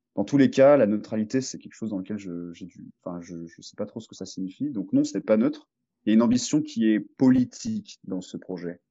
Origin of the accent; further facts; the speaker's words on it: France; also born or lived in Marseille; chez nous, en France